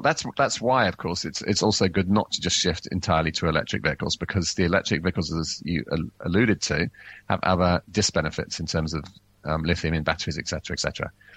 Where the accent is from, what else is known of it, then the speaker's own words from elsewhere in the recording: England, United Kingdom; now in New Zealand; I grew up in England